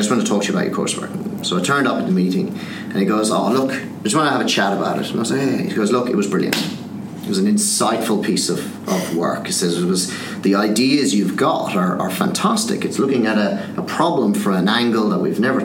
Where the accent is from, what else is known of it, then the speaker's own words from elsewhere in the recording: Skibbereen, Munster, Ireland; moved away as an adult; also born or lived in London; I'd never left my hometown, which is a little town called Skibbereen in Southern Ireland.